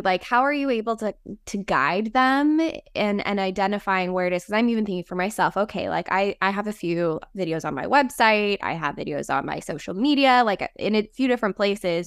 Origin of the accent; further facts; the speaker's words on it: Las Vegas, Nevada, United States; I grew up in the desert. I grew up